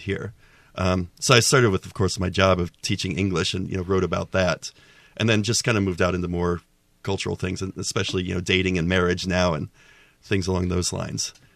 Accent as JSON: {"language": "English", "town": "Cincinnati", "region": "Ohio", "country": "United States", "tie": "born or raised there", "moved": "as an adult", "lives_now": "Taiwan", "said": "I had done stand-up comedy in Cincinnati, my hometown, before"}